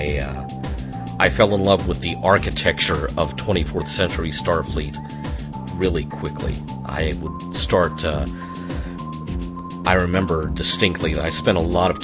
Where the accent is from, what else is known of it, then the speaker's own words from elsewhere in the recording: Arkansas, United States; I was born and raised in Arkansas